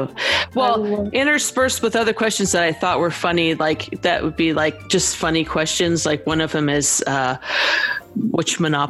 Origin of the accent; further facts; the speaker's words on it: Riverside, United States; This is Riversideopoly. This is from my hometown.